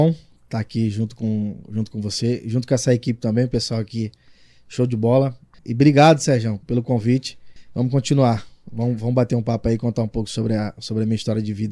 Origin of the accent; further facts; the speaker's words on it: Rio de Janeiro, Brazil; accent: carioca; moved away as an adult; now in Arapiraca, Brazil; É foi onde eu cresci, né? É, eu cresci no conjunto do Ipaze, que é um, são os prédios.